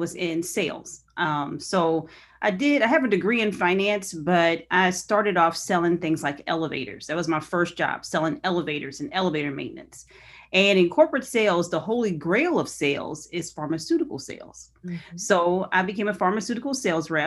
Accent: Raytown, Missouri, United States; also born or lived in Lee's Summit, Missouri; Originally, Raytown, Missouri.

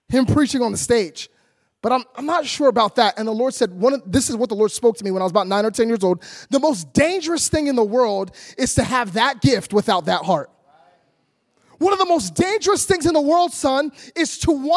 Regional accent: Philadelphia, Pennsylvania, United States; now in Orlando, United States; Philadelphia, which is where I grew up.

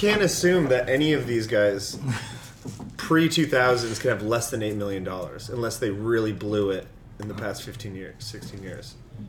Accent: Tucson, Arizona, United States; I'm from Tucson, yeah.

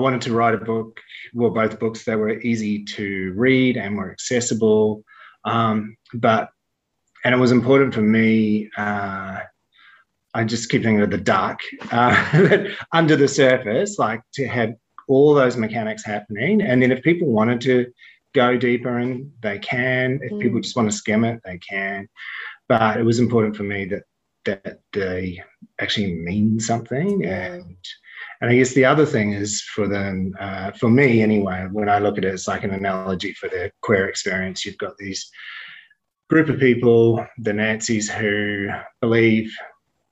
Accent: New Zealand; when I was growing up in the 70s and 80s, and there was like, I mean, I was in New Zealand

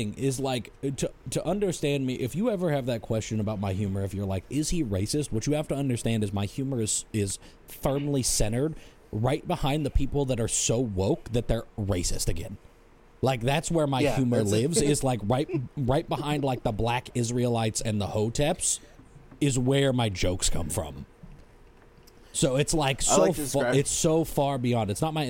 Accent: Sacramento, California, United States; mad fucking racist out here, and I'm from Sacramento.

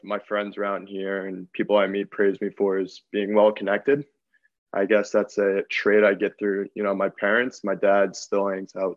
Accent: Long Island, New York, United States; growing up on Long Island

